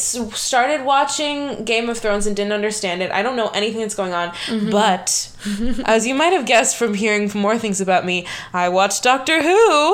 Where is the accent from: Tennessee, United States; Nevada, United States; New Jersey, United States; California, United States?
Nevada, United States; moved away as an adult; now in New York City, United States; and I'm from Nevada